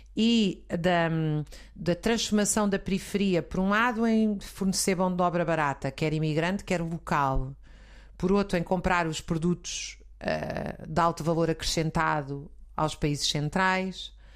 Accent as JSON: {"language": "Portuguese", "town": "Zambujeira do Mar", "region": "Alentejo", "country": "Portugal", "tie": "born or raised there", "said": "quando eu era pequena, na Zambujeira do Mar"}